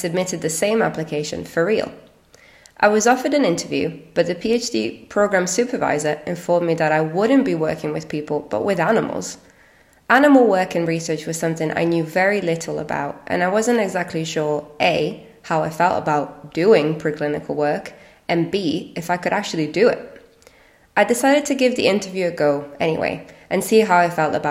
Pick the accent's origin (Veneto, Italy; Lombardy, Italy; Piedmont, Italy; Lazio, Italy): Lombardy, Italy; Milan; English is a second language; moved away as an adult; now in Edinburgh, United Kingdom; I was born and raised in Milan, Italy